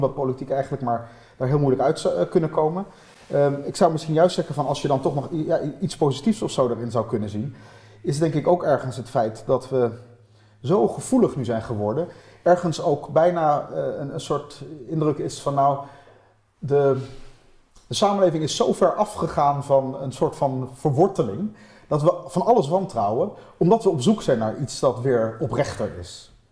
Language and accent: Dutch; Netherlands; ik heb gewoon een Nederlands paspoort ik hoef niet nog iets extra's te doen om Nederlander te worden, buiten het feit dat ik hier geboren ben